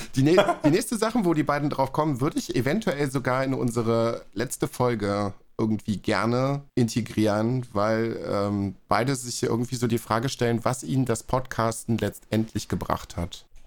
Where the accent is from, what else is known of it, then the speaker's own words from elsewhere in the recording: North Rhine-Westphalia, Germany; now in Berlin, Germany; Nordrhein-Westfalen, also zumindest so in meiner Ecke, da wo ich äh, aufgewachsen bin und gewohnt habe